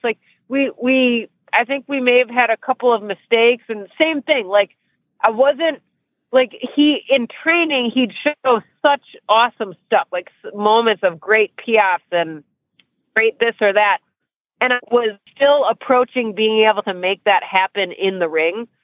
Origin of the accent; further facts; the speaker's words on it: Michigan, United States; moved away as an adult; now in Ocala, United States; I live in Ocala, Florida now. Um, I've lived here for almost 14 years. I can't believe it's been that long, but almost 14 years I've been in Ocala. I'm from Michigan.